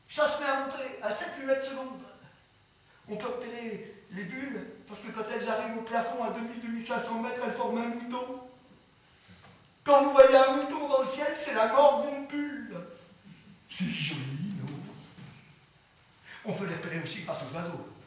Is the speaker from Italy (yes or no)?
no; France; j'ai cessé de croire à cette chose qu'on appelle chez nous, en France, la démocratie culturelle.